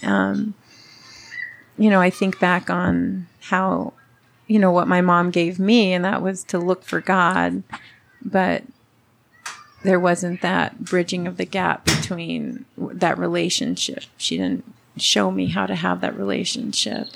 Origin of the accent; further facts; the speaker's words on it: Los Angeles, California, United States; first language Spanish; English is a second language; I grew up in Southern California. I was born in LA.